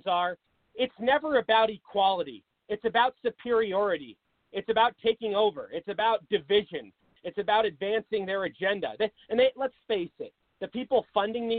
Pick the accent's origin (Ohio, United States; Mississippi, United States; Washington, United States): Washington, United States; Seattle; moved away as an adult; now in Arizona, United States; I'm from Seattle.